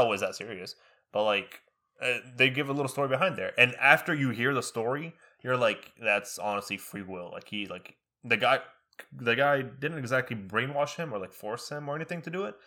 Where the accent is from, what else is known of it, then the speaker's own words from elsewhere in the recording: United States; first language Arabic; English is a second language; we learning English in school in America. We go home and we speak Arabic